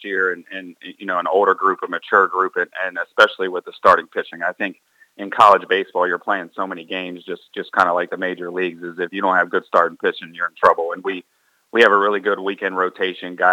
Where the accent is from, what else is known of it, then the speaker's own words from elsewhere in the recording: New Carrollton, Maryland, United States; I grew up in New Carrollton